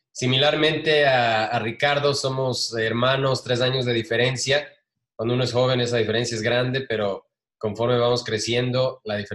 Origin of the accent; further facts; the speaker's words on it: Ecuador; también me acuerdo claramente que cuando crecimos en Ecuador hay una tradición del año viejo